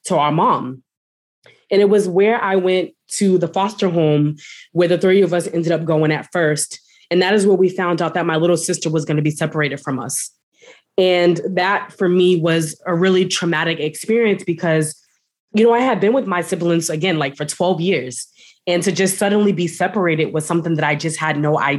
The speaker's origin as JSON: {"language": "English", "town": "Boston", "region": "Massachusetts", "country": "United States", "said": "I am from Boston, Massachusetts, the East Coast."}